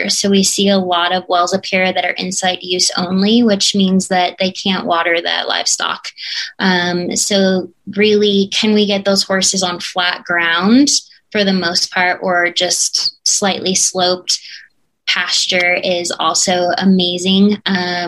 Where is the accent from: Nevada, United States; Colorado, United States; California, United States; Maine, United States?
Colorado, United States; Conifer; also born or lived in Chicago suburbs, Illinois; I graduated from Conifer High School